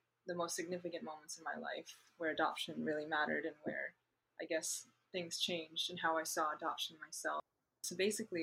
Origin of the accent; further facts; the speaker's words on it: Boston, Massachusetts, United States; also born or lived in Ningbo, China; I'm from Boston